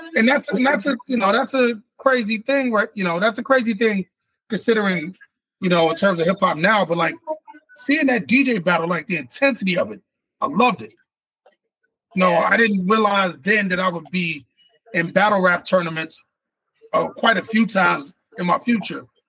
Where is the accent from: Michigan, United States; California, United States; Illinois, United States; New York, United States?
Illinois, United States; Chicago; born or raised there; moved away